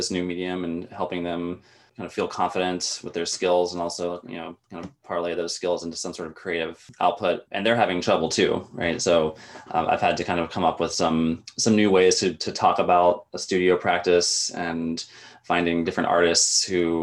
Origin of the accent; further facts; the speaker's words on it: Tallahassee, Florida, United States; moved away as an adult; also born or lived in Gainesville, Florida; now in Inland Northwest, United States; I'm from Tallahassee originally